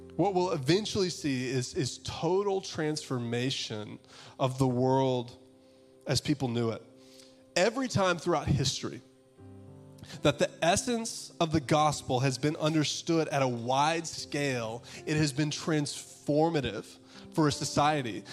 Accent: Augusta, Georgia, United States; I'm from Augusta, Georgia

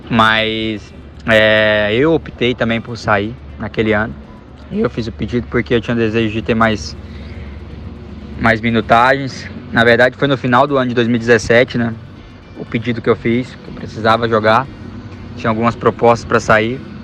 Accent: Brazil; moved away as an adult; also born or lived in Japan; now in China; quando saí do Brasil

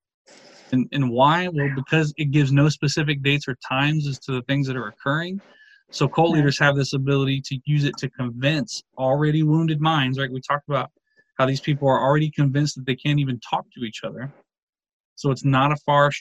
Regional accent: Texas, United States; I'm from Texas

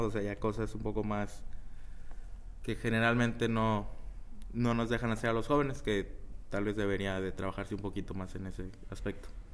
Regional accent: Ciudad Victoria, Tamaulipas, Mexico; moved away as an adult; now in Chicago, United States; soy orgullosamente tamaulipeco y orgullosamente victorense. Eh, ahí he vivido la mayoría de mi vida

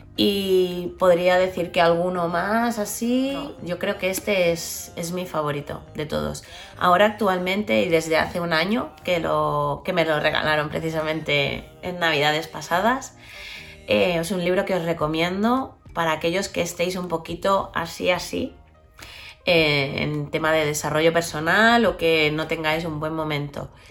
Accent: Barcelona, Catalonia, Spain; soy de Barcelona, vivo en Barcelona, adoro Barcelona

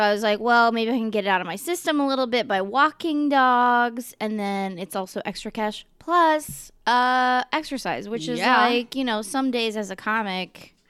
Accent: Oakland, California, United States; moved away as an adult; also born or lived in San Francisco; now in Portland, United States; I usually say Oakland, although I was born in San Francisco. But okay. I only lived in Portland for 3 years, specifically for comedy.

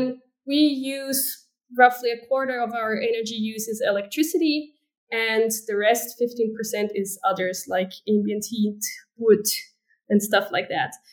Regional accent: Switzerland; I am from Switzerland, obviously.

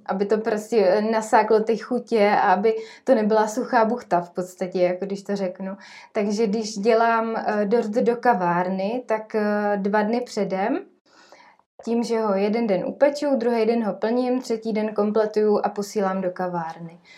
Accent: Trutnov, Hradec Králové Region, Czechia; now in Jičín, Czechia; já jsem z Krekonoš, z Trutnova

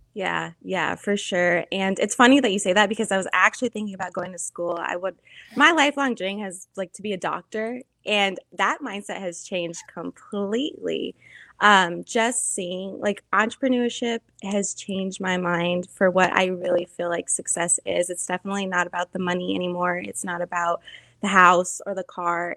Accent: New Mexico, United States; moved away as an adult; now in Tucson, United States; I'm originally from New Mexico

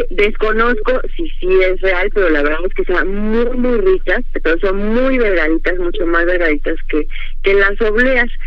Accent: Xochimilco, Mexico City, Mexico; por mi pueblo. Eh, acuérdense que vivo muy cerca de, de Tullehualco y muy cerca de Santa Cruz de Acatizca.

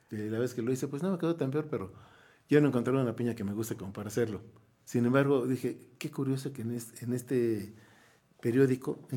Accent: Querétaro, Mexico; A ver, espérate. Somos los queretanos los que hemos hecho la ciudad.

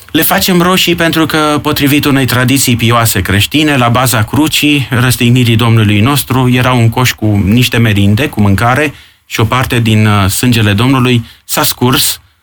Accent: Ploiești, Prahova, Romania; now in Bucharest, Romania; aici, în sudul țării, unde eu sunt ploieștean

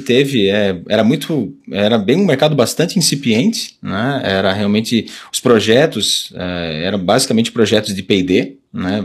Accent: Jundiaí, São Paulo, Brazil; moved away as an adult; eu sou nascido aqui na região, né? Nasci em Jundiaí

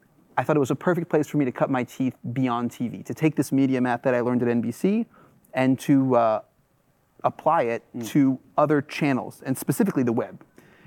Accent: Washington, District of Columbia, United States; My family is French. {S1} Right. {S0} I grew up among expats in Washington, D.C.

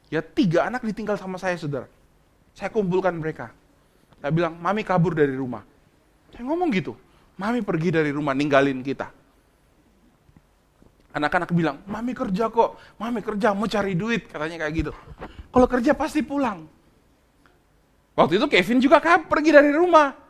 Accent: Bandung, West Java, Indonesia; Saya kan dari Bandung, lama di kami lama di Bandung, kami pelayanan cukup lama di Bandung.

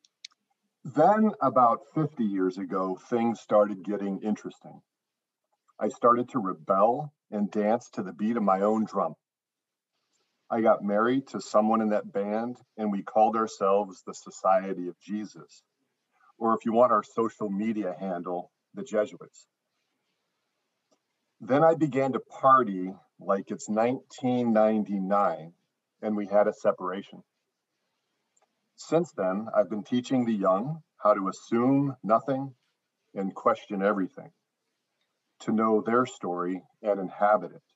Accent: Arizona, United States; now in Chicago, United States; I grew up in Arizona.

